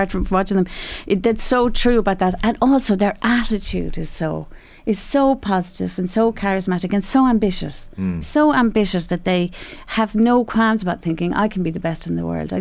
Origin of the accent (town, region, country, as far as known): Ireland